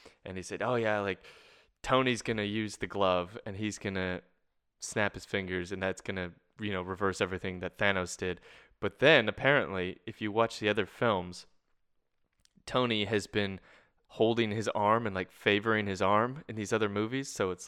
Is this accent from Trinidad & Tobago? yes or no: no; Canada; now in Australia; someone told me the other day that my R's aren't as hard as they normally should be as a Canadian, because I've been in Australia now for 4 years.